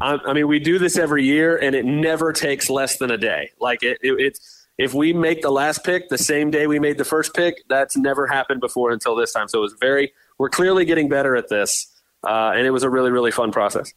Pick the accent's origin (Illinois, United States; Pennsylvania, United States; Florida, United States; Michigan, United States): Florida, United States; Tampa; We grew up in Tampa here, so we're Bucks fans